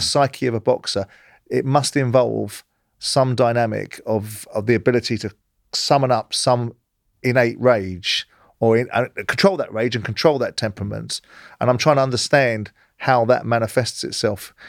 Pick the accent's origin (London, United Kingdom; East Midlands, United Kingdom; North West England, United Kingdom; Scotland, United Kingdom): London, United Kingdom; I grew up in South London